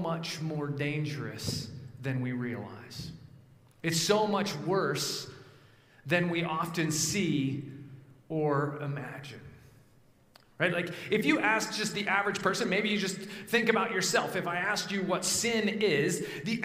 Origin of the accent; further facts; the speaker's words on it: Evergreen, Colorado, United States; now in New Jersey, United States; I grew up in a little town called Evergreen, just west of Denver, up into the mountains